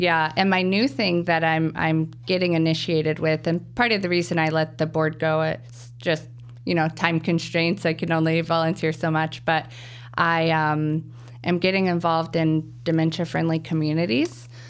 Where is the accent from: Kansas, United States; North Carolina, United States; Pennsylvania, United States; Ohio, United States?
Kansas, United States; Wichita; now in Chicago, United States; I'm of a different culture because I'm from Kansas